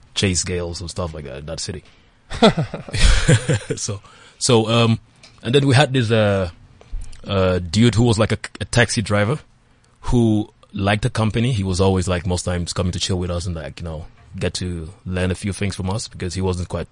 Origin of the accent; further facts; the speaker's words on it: Calabar, Cross River, Nigeria; I'm a Nigerian from the southern part of Nigeria, precisely Calabar, from Cross River State